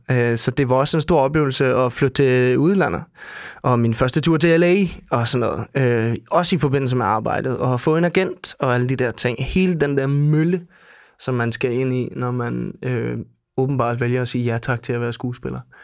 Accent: Denmark; jeg er dansker

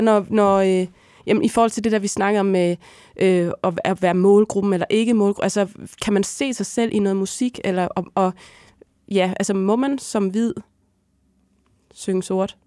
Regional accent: Hadsund, North Denmark Region, Denmark; moved away; hjemme i Hadsund

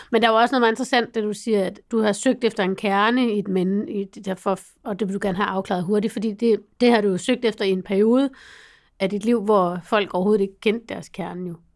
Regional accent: North Jutland, North Denmark Region, Denmark; Jeg kommer fra Nordjylland

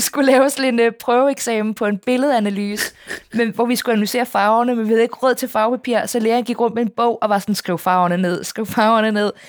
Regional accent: Copenhagen, Capital Region of Denmark, Denmark; jeg er opvokset på Østerbro, men det var dengang, det ikke var super fint

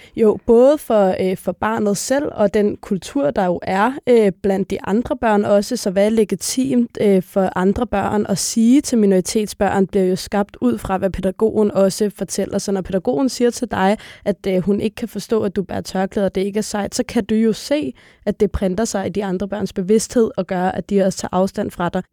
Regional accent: Copenhagen, Capital Region of Denmark, Denmark; er født og opvokset på Nørrebro i København

